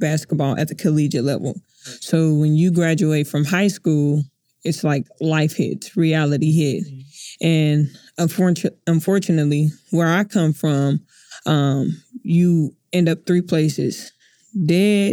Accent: Oklahoma City, Oklahoma, United States; I was born and raised here in Oklahoma City

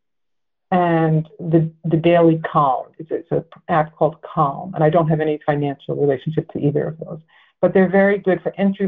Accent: Massachusetts, United States; my home state here

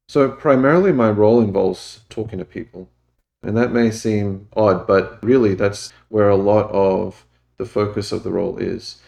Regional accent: Australia; moved away as an adult; I grew up in Australia.

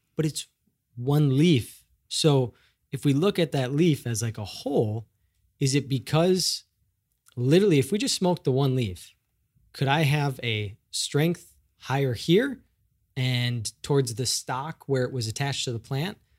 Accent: Midwest, United States; moved away; I'm from the Midwest

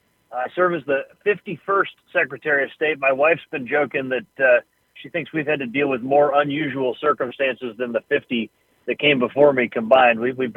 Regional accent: Copley Township, Ohio, United States; I grew up in Copley Township up near Akron. I had the distinct privilege of being able to work on a family farm growing up.

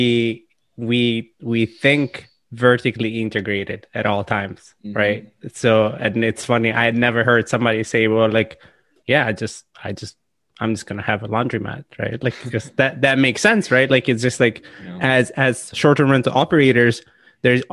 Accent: Italy; now in United States; born and raised in Italy

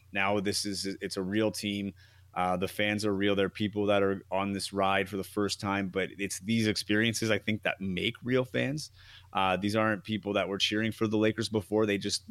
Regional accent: Canada; As a Canadian, my team's out.

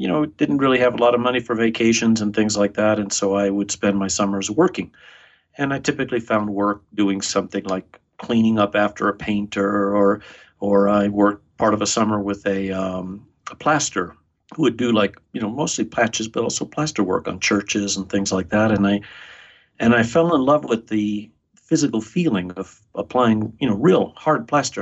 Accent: New York, United States; moved away as an adult; also born or lived in Buenos Aires, Argentina / Los Angeles / Lincoln, Nebraska; My mom brought me uh, to the United States. We moved to New York

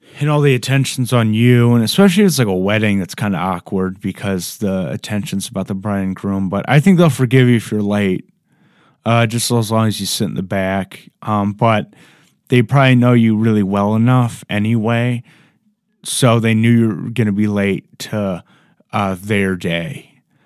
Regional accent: Ohio, United States; I'm from Ohio

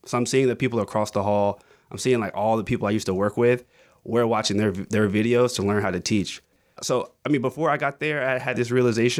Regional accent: Augusta, Georgia, United States; moved away as an adult; also born or lived in New York; I grew up in Augusta.

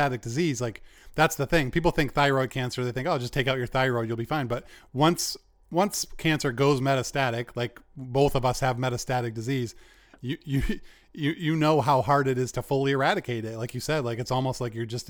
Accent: Maine, United States; I'm from Maine

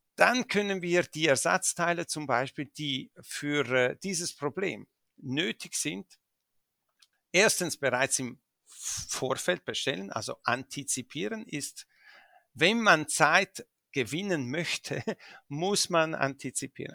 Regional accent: Switzerland; also born or lived in Dolomites, Italy (family origin); ich bin hier geboren, hier aufgewachsen. Ich bin auch Schweizer und, äh, und fühle mich auch als Schweizer

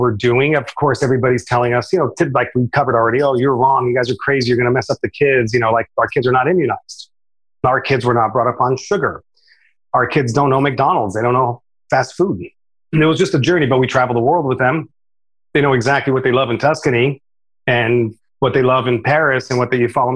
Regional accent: Romania; now in United States; I was brought up in Romania, came to America

